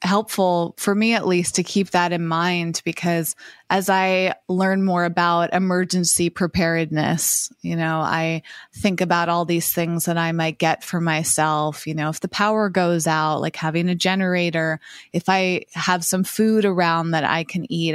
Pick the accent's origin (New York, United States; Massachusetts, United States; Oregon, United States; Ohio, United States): Massachusetts, United States; now in Los Angeles, United States; when I grew up in Massachusetts, it was the opposite 'cause I was in a small town